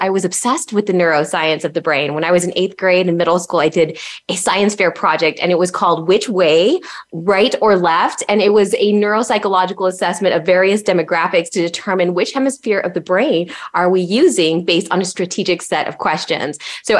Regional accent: El Paso, Texas, United States; moved away as an adult; my hometown of El Paso, Texas

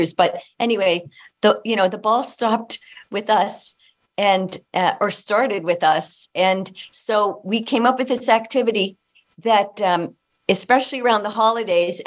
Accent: Hazleton, Pennsylvania, United States; moved away as an adult; also born or lived in Toronto, Canada; I'm originally from Northeastern Pennsylvania, the Hazleton, Pennsylvania. And I grew up there

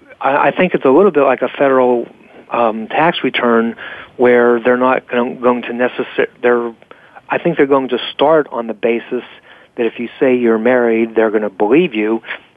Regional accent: Pennsylvania, United States; And one of the reasons I was so jubilant when my home state of Pennsylvania just recognized same-sex marriages

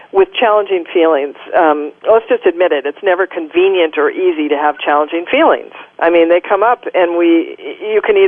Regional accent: Minnesota, United States; I grew up in Minnesota

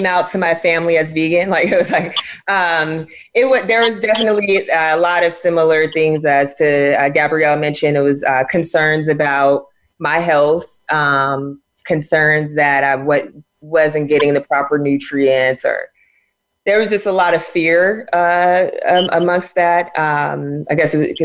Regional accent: San Diego, California, United States; I grew up in San Diego where it's basically our staples were carne asada burritos

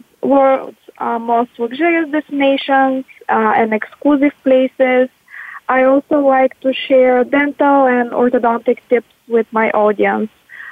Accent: Bulgaria; moved away as an adult; now in Chicago, United States; I'm originally from Bulgaria. I moved to Chicago to complete my residency in orthodontics 8 years ago. So I've been living in Chicago for the last 8 years.

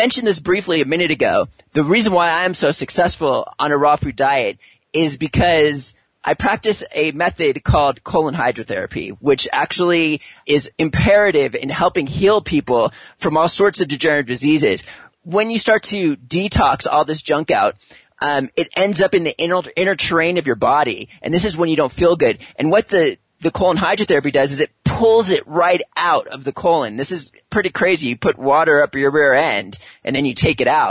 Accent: California, United States; moved away; also born or lived in New York City; I'm from California

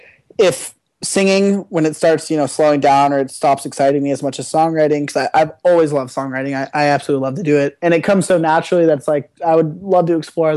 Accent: Ohio, United States; now in Malibu, United States; growing up in Ohio and then moving to Malibu, moving to California

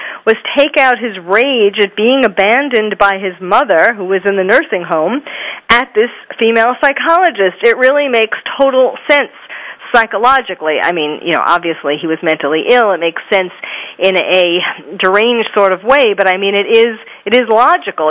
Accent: New York City, New York, United States; I was born and raised in New York City and trained at Bellevue, so I had a Manhattan office

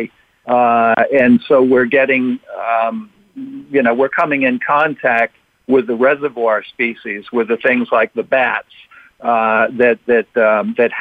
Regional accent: Cape Cod, Massachusetts, United States; a kid growing up on the Cape

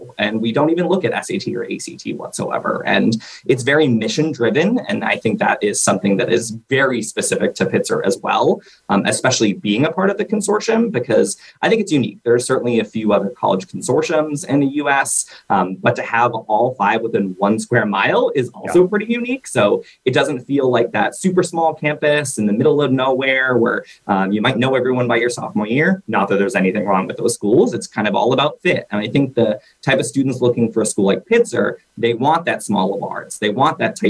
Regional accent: Boston, Massachusetts, United States; moved away as an adult; also born or lived in New England; now in Los Angeles, United States; I'm originally from the Boston area

